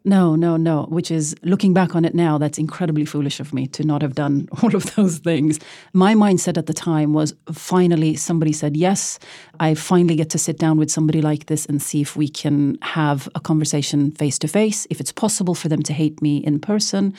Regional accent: Oslo, Norway; Growing up in Oslo, Norway, as a brown girl

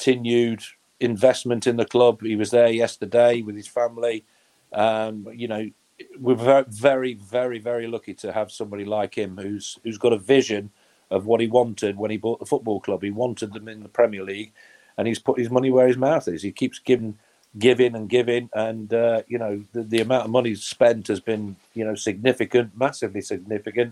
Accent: Nottingham, East Midlands, United Kingdom; born and bred in Nottingham and play for your hometown teams

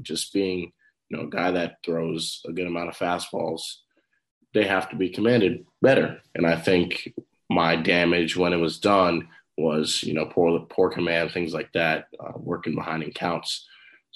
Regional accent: New Rochelle, New York, United States; growing up in New Rochelle, all I knew was baseball

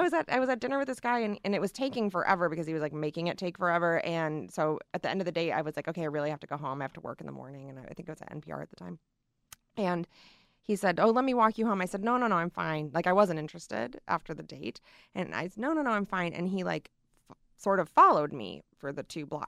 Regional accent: Michigan, United States; moved away; my hometown in Michigan

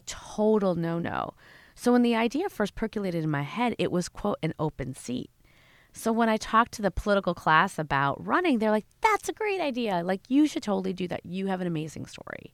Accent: Schaumburg, Illinois, United States; I grew up in Schaumburg, Illinois

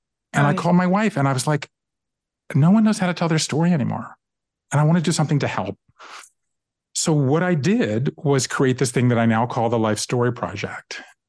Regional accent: Savannah, Georgia, United States; moved away as an adult; also born or lived in Japan; I grew up in Savannah, Georgia, and I left there and I went to the Northeast to go to college. I left there and I went to Japan in the mid 80s

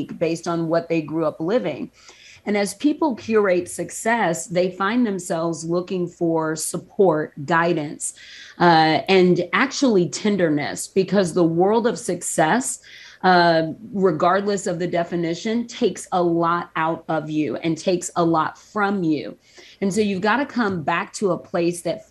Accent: the South, United States; I grew up in the South

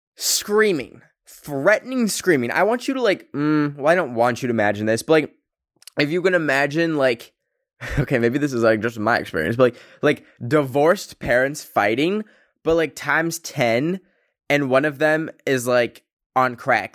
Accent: Canada; I come from Canada, which the two official languages are English and French, and my school's literal name was in French

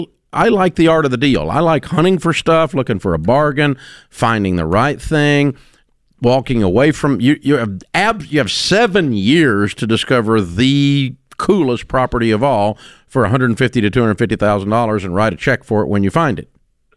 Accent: Tennessee, United States; I was born there. I grew up in Tennessee.

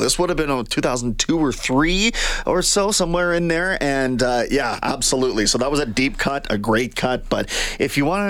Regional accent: Kamloops, British Columbia, Canada; The bar that I used to drink at was called Cactus Jack's in Kam

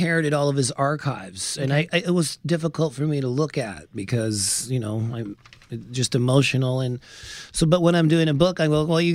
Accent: Canada; now in New Jersey, United States; where I grew up in Canada, we all sang in the church choir

